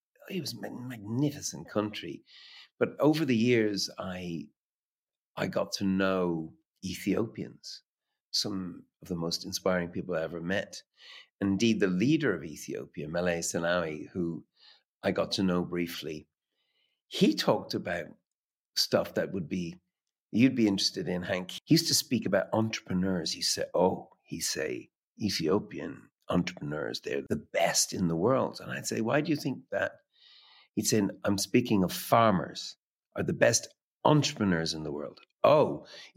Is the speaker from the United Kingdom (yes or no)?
no; Dublin, Leinster, Ireland; growing up in Dublin